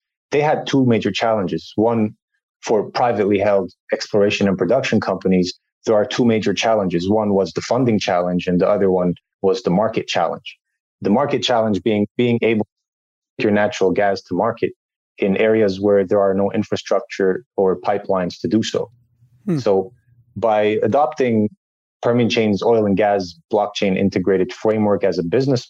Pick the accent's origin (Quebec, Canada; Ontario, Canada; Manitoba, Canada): Quebec, Canada; Montreal; moved away as an adult; also born or lived in Saudi Arabia / United Arab Emirates; I was born and raised in Montreal